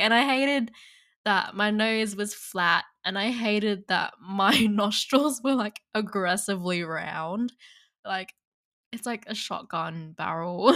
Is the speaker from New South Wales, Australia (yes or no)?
yes; Cabramatta, New South Wales, Australia; accent: not a pure Aussie accent; first language Vietnamese; English is a second language; I grew up in the Cabramatta area